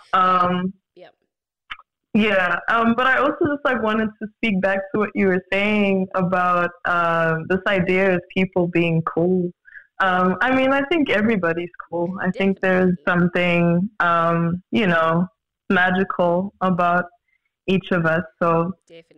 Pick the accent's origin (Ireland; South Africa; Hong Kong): South Africa; Johannesburg, Gauteng; born and bred in Joburg, definitely currently based in um, South Africa.